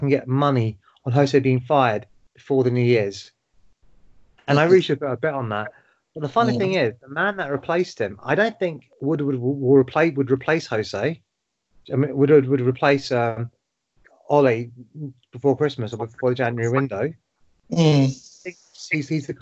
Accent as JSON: {"language": "English", "region": "London", "country": "United Kingdom", "said": "I'm from Tottenham"}